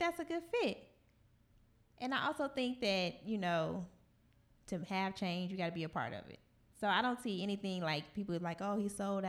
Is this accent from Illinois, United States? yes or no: yes; Illinois, United States; now in Indiana, United States; I'm from up north, and I'm not from Chicago